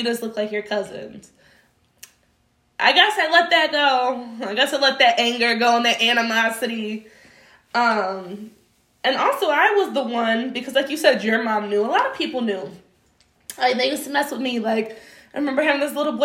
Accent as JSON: {"language": "English", "town": "Warren", "country": "United States", "tie": "born or raised there", "said": "I grew up in Warren, and this is early 2000s, so it's 95% white middle class."}